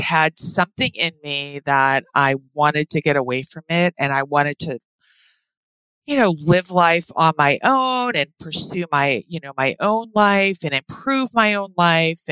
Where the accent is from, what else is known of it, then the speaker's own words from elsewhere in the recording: East Coast, United States; moved away as an adult; also born or lived in Hawaii / Moscow, Idaho; we're from the East Coast.